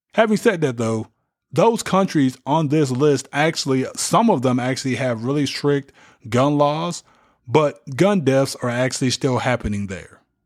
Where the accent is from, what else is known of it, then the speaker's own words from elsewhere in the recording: United States; As American citizens